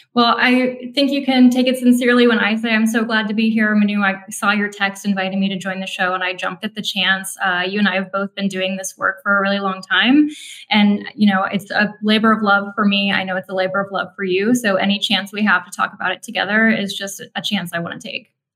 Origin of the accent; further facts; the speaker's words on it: Minnesota, United States; I grew up in Minnesota